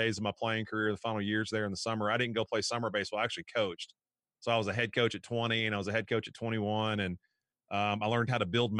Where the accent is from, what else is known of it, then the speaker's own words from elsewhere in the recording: Frankfort, Kentucky, United States; moved away; I'm from Frankfort, Kentucky